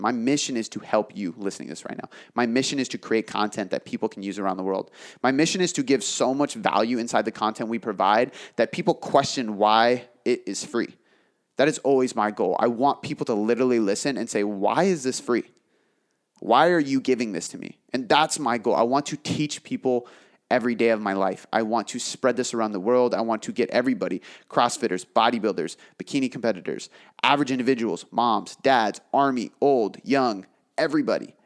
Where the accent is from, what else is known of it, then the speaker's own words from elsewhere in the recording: south of Seattle, Washington, United States; here. in my hometown, south of Seattle.